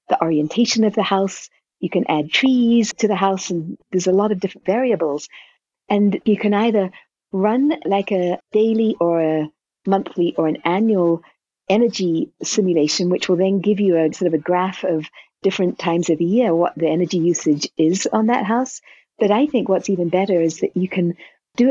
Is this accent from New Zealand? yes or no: yes; New Zealand; now in New Mexico, United States; I'm from New Zealand originally